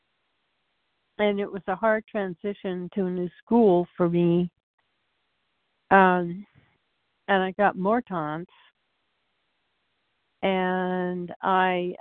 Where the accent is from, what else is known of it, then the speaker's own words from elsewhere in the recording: Portland, United States; I was born and raised in Portland